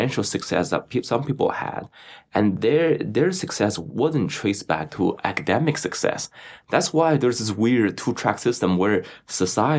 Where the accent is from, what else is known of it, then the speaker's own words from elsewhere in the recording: Beijing, China; moved away as an adult; also born or lived in Louisiana; now in United States; I grew up in Beijing, China